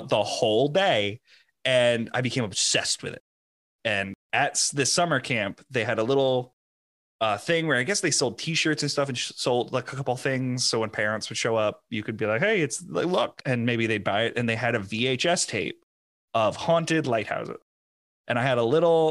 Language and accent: English; southeastern Connecticut, United States; also born or lived in Long Island, New York; now in New Jersey, United States; where I grew up in Connecticut, southeastern Connecticut